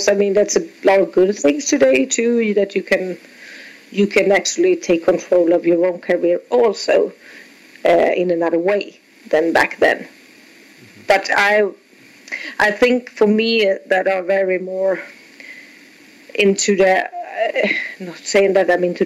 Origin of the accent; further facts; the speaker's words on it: Sweden; I'm from Sweden